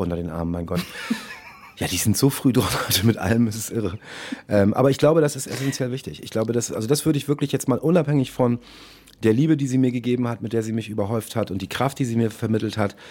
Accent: St. Georg, Hamburg, Germany; also born or lived in Munich; St. Georg war damals ein, wirklich ein fast reines Ausländerviertel, da haben kaum deutsche Kids gewohnt

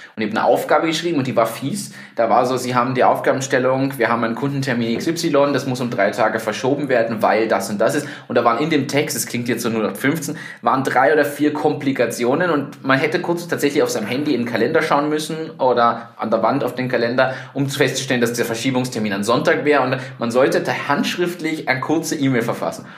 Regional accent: Germany; now in Austria; ich bin Deutscher

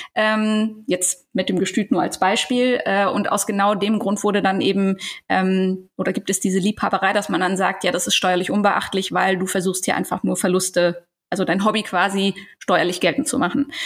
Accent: Eifel / Cologne area, North Rhine-Westphalia, Germany; now in Ruhr area, Germany; ich komme nicht aus dem Ruhrgebiet, ich wohne da jetzt. Ich komme aber eigentlich ah. eher aus der Eifeler Kölner Ecke

